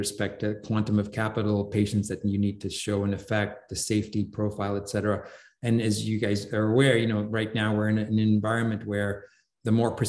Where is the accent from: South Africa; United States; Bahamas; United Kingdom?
United Kingdom; England; like I grew up in England, so I follow English football.